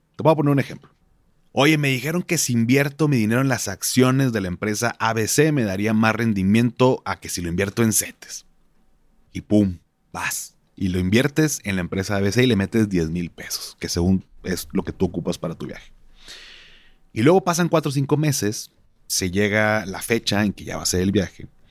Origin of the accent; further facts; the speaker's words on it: Monterrey, Nuevo León, Mexico; como buen regio